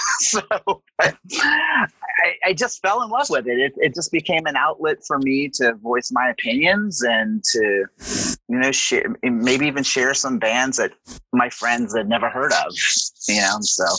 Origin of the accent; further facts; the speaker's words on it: Southern US, United States; And then, you know, I'm from the South. So, you know, why not?